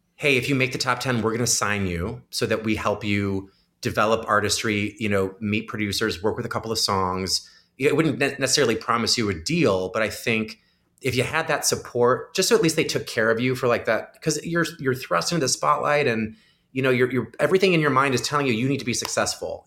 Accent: Crystal Lake, Illinois, United States; I'm from Crystal Lake, Illinois

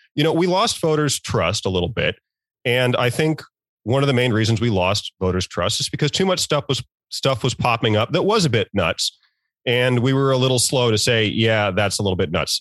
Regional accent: Norfolk, Virginia, United States; moved away; I'm from Virginia, I'm from the Norfolk area

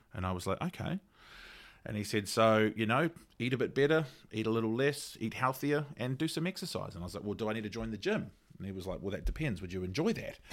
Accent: Auckland, New Zealand; I grew up in Ranui, so Ranui Medical was my, was my G P

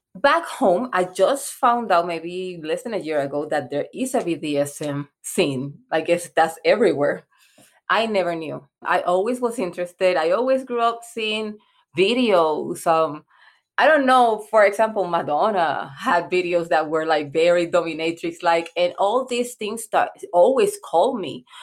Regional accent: Puerto Rico; English is a second language; now in United States; I'm from Puerto Rico.

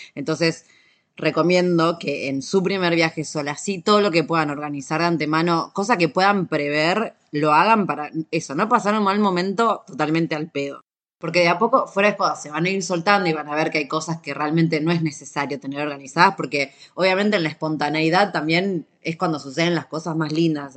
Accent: Argentina; soy de Argentina

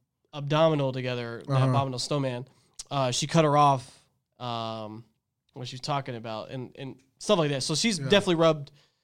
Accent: Texas, United States; And then growing up in Texas, going to high school here in the South, the Hispanic crowd I knew did say the word a lot.

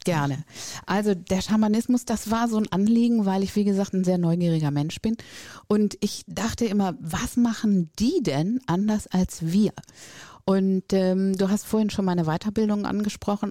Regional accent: Northern Germany, Germany; now in Düsseldorf, Germany; komme ich aus dem Norden

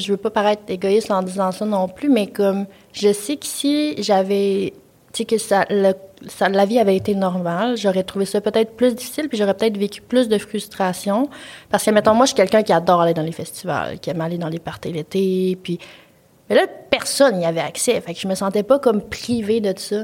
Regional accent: Quebec City, Quebec, Canada; moved away as an adult; moi, je viens de Québec, fait que je vis pas chez mes parents, mes parents sont loin

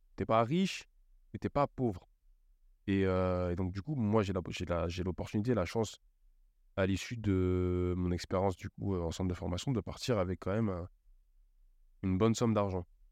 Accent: Cergy, Île-de-France, France; also born or lived in Auxerre; je rentre chez moi à Sergi

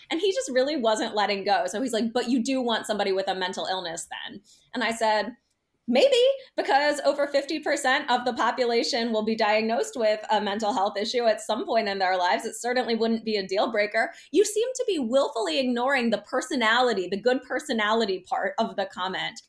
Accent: United States; being American

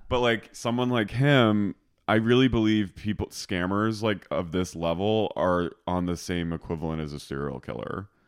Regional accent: Philadelphia, Pennsylvania, United States; now in Los Angeles, United States; I'm from Philly

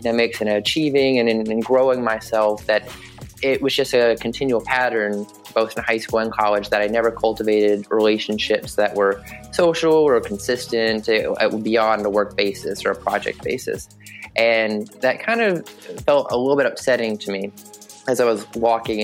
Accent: Southwest Virginia, United States; moved away as an adult; now in Buffalo, United States; I grew up in Southwest Virginia, very small rural town where we probably have more cows than people

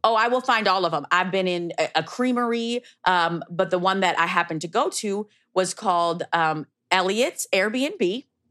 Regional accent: Minneapolis, Minnesota, United States; based in my hometown, Minneapolis

